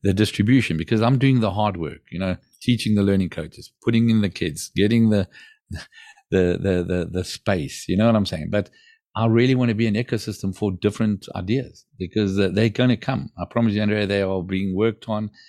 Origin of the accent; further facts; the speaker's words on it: South Africa; now in Portugal; I grew up in South Africa